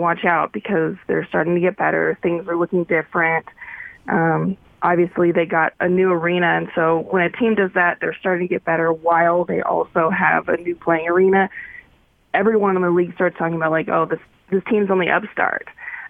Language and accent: English; Paradise, California, United States; And when I say I'm from Paradise, there's always kind of like this really bummer look on their face